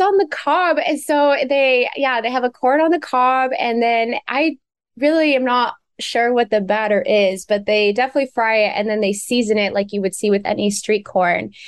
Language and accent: English; Beaverton, Oregon, United States; outside of Portland. I grew up in Beaverton